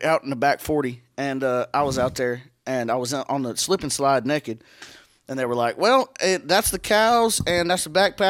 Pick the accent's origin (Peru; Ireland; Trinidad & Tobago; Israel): Ireland; It's okay. I'm Irish.